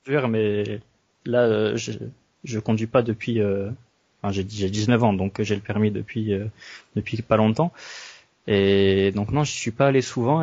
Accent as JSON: {"language": "French", "area": "French Basque Country", "region": "Nouvelle-Aquitaine", "country": "France", "said": "en tant que basque"}